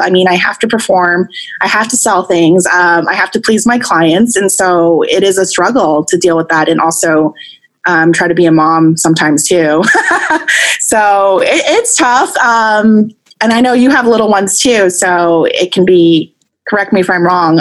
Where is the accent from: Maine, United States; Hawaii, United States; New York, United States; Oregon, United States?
New York, United States; Long Island; now in Northern California, United States; I, I grew up in Long Island, New York, actually, and my entire family is on the East Coast. So I'm actually in Northern California